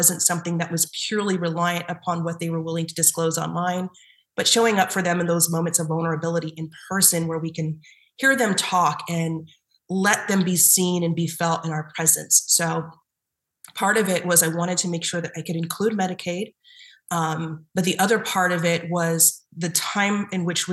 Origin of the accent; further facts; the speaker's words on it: Southern California, United States; moved away as an adult; now in Boston, United States; So I'm from Southern California. Mm-hmm. And I did not grow up in Boston or the New England area